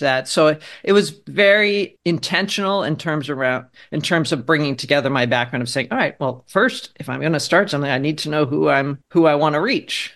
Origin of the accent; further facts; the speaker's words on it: Harrisburg, Pennsylvania, United States; moved away as an adult; also born or lived in Philadelphia / New York City; I grew up in Pennsylvania.